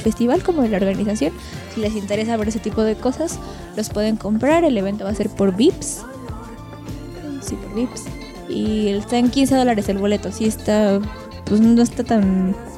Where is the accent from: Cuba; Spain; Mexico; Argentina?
Mexico; nosotros somos mexicanos